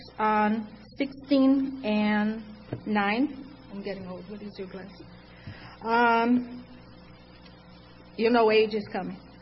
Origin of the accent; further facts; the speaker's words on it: Brazil; English is a second language; moved away as an adult; also born or lived in Franklin / Florida; now in United States; I am from Brazil